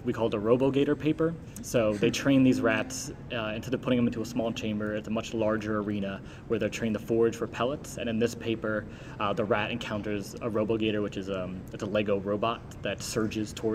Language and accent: English; New Jersey, United States; moved away as an adult; also born or lived in New York / Washington; I'm originally from New Jersey